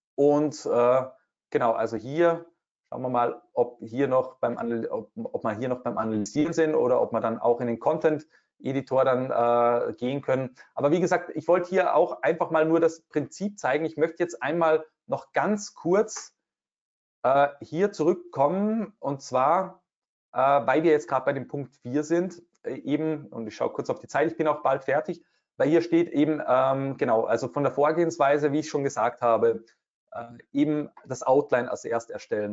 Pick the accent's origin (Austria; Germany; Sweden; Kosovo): Austria; bei uns in Österreich